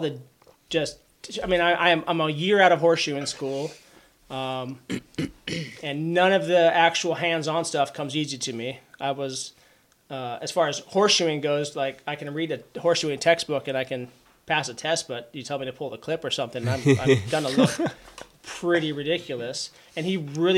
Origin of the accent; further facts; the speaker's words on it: Auburn, Washington, United States; racetrack at Emerald Downs in my hometown of Auburn, Washington